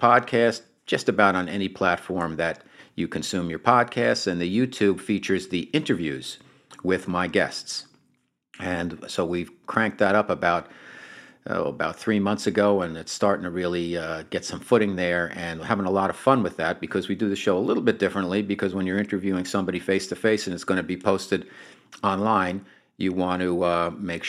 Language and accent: English; Bergen County, New Jersey, United States; I grew up in the Northeast and in Bergen County, New Jersey